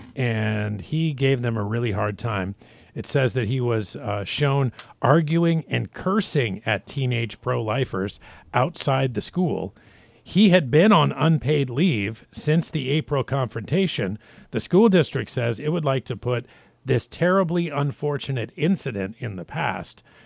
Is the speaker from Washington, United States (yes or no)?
yes; Spokane, Washington, United States; I grew up in Spokane, Washington, which is the Lilac City